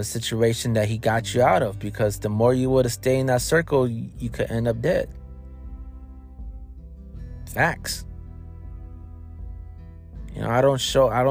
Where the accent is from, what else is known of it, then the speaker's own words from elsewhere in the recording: Racine, Wisconsin, United States; moved away; growing up in Racine, in Wisconsin